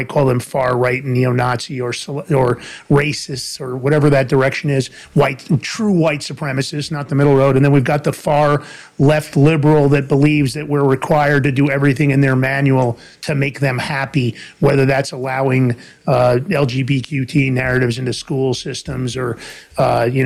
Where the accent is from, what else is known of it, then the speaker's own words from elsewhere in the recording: New York City, New York, United States; also born or lived in New Jersey; I'm originally from Fordham Road in the Bronx in New York